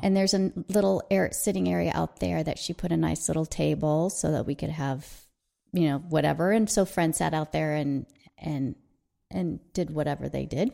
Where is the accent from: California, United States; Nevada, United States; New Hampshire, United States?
California, United States; Southern; we grew up in Southern California.